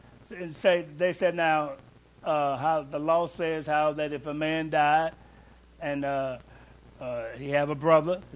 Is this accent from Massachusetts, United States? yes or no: no; Louisville, Kentucky, United States; I'm from Louisville, too. And we'd be riding the bus going to school